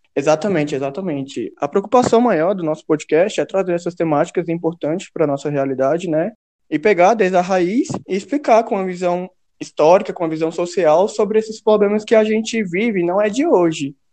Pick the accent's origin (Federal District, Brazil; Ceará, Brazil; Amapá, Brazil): Federal District, Brazil; Ceilândia; nascido e criado na Ceilândia, assim como Luiz